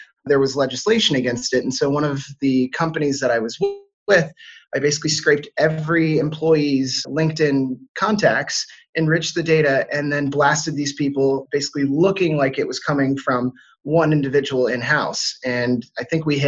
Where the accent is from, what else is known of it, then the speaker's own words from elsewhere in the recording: Washington, District of Columbia, United States; moved away as an adult; also born or lived in Europe; I'm originally from Washington, D.C. or just outside of it.